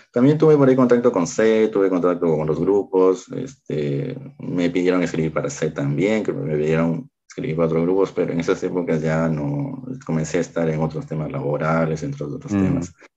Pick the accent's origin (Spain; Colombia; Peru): Peru; en mi país Lima es la capital, yo no, yo no resido en la capital